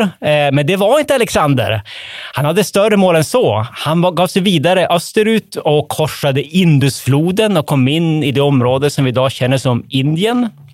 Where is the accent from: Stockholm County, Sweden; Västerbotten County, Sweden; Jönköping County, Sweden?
Västerbotten County, Sweden; som västerbottning